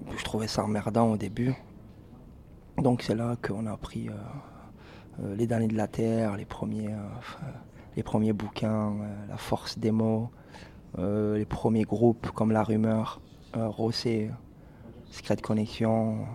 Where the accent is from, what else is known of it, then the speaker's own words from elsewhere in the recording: Sète, Occitania, France; on vient de Sète